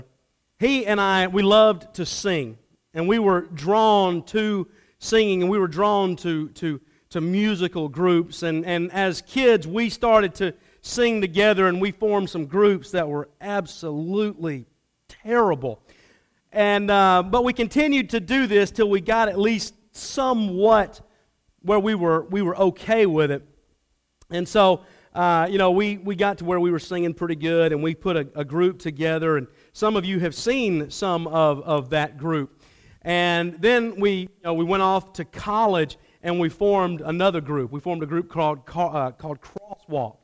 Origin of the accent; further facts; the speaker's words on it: Atlanta, Georgia, United States; I grew up in the Atlanta area, had a great home life